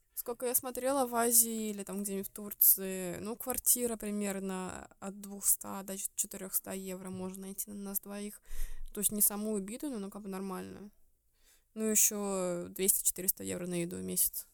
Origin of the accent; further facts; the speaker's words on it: Estonia; moved away as an adult; now in Sweden; мы жили в Эстонии, потому что я из Эстонии